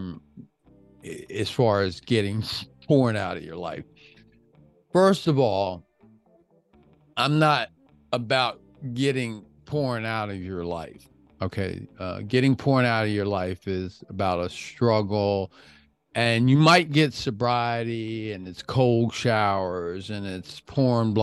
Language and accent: English; Washington, District of Columbia, United States; now in Florida, United States; I live in Florida. We can grow palm trees here. I'm from Washington, D.C.